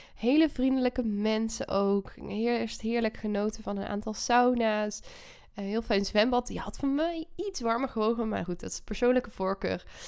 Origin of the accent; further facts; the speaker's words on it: North Brabant, Netherlands; moved away; Ik ben, eh, Brabantse, eh, trots op ook. Als man woont ook nog in Brabant. In, eh, het huis ook waar ik ben opgegroeid.